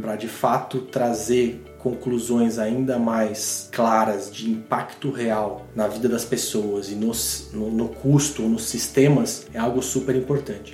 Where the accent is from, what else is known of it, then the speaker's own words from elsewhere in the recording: Brazil; a gente como brasileiro